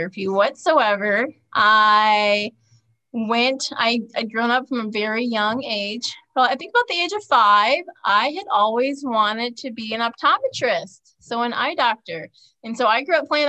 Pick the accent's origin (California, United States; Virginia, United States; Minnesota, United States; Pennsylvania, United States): Minnesota, United States; moved away as an adult; now in Phoenix, United States; I'm from Minnesota